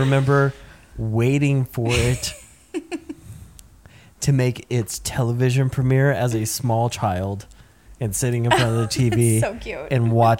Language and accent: English; the South, United States; Apparently, I say Coke because I'm from the South